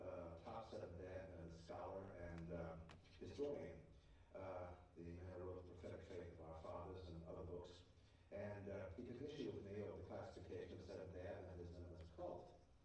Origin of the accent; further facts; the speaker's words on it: Mountain View, California, United States; because I grew up in Mountain View, California